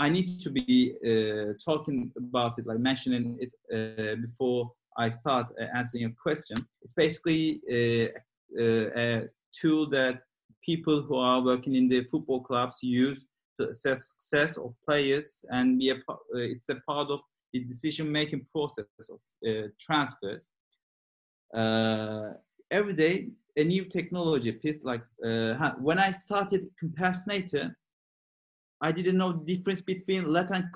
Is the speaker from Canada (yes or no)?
no; Turkey; now in London, United Kingdom; I live in London and I'm originally from Turkey.